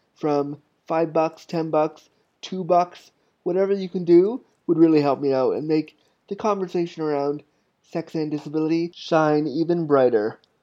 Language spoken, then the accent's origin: English; Toronto, Ontario, Canada; moved away as an adult; also born or lived in Ottawa, Ontario, Canada; when I was 19, I moved from Toronto, from North York, Ontario, Canada to Ottawa, Canada